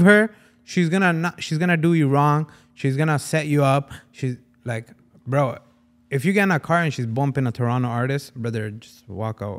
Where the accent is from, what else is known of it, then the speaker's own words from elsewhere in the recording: Punjab, Pakistan; I am Punjabi from Pakistan